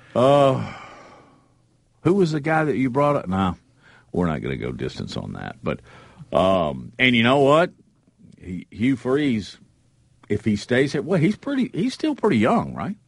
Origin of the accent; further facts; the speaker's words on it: Huntsville, Alabama, United States; I grew up in Huntsville, so I'm very familiar with that area